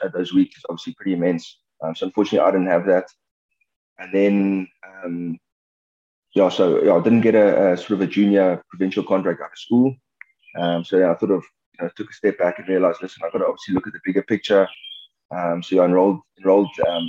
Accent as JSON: {"language": "English", "region": "Western Cape", "country": "South Africa", "tie": "born or raised there", "moved": "as an adult", "lives_now": "Pretoria, South Africa", "said": "was born and bred in the Cape"}